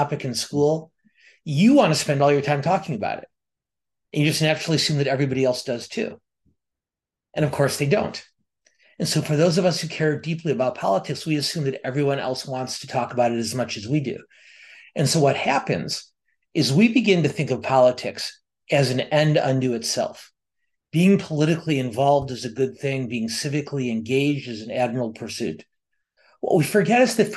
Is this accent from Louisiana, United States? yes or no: no; Milwaukee, Wisconsin, United States; I was raised just outside of Milwaukee, Wisconsin